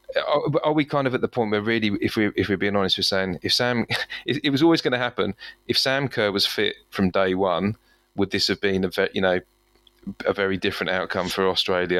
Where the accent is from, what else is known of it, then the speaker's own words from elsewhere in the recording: England, United Kingdom; I'm English here.